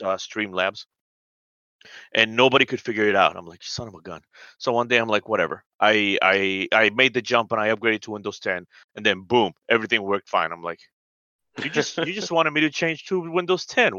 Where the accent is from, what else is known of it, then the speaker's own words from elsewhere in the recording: Colombia; I'm from South America. I'm from Colombia